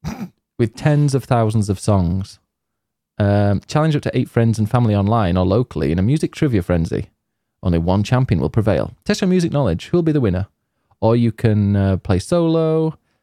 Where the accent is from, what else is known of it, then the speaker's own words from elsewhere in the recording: Yorkshire and the Humber, United Kingdom; I'm from Yorkshire